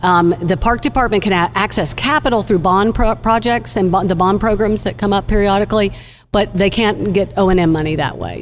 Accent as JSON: {"language": "English", "town": "Austin", "region": "Texas", "country": "United States", "moved": "yes", "lives_now": "Dallas, United States", "said": "I'm from Austin"}